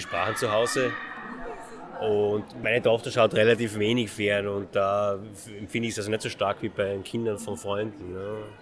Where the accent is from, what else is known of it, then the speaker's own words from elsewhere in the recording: Austria; ich bin Österreicher